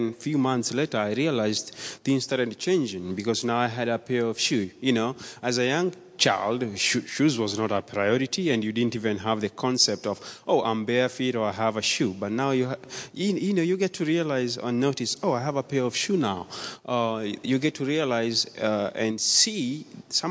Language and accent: English; Nairobi, Kenya; born or raised there; moved away